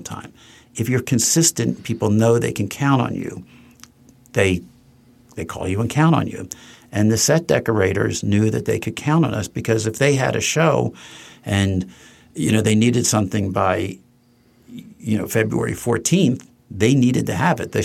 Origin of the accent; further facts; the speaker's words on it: Trenton, New Jersey, United States; Judith Light's parents and my parents were best friends for years growing up in Trenton, New Jersey